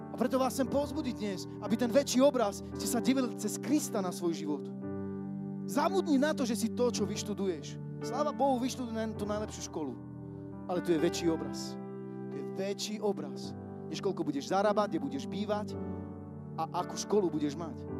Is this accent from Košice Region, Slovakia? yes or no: yes; Košice, Košice Region, Slovakia; lebo ja nesom Bystričan, som Košičan